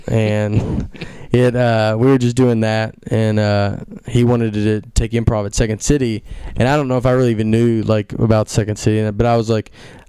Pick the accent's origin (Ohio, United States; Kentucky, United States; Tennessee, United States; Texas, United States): Tennessee, United States; Nashville; moved away; also born or lived in Chicago / New York; I moved there first. I'm from Nashville.